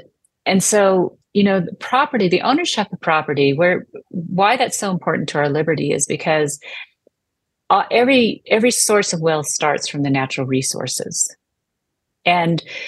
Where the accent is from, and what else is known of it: United States